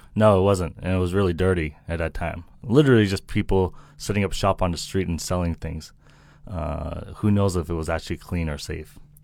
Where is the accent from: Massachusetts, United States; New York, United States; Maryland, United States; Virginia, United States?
Massachusetts, United States; Milton; accent: American; moved away as an adult; also born or lived in Hong Kong / Shanghai, China; now in China; A small town called Milton, Massachusetts, and the population is like 30,000